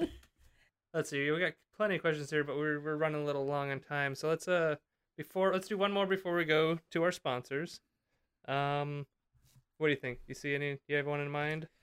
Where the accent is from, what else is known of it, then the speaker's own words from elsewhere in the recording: Pennsylvania, United States; Also from Pennsylvania.